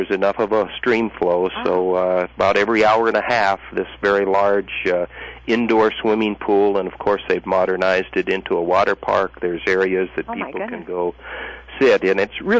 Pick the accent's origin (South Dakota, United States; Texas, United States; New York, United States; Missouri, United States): South Dakota, United States; Lead; I grew up in the Black Hills of South Dakota, in the northern Black Hills, actually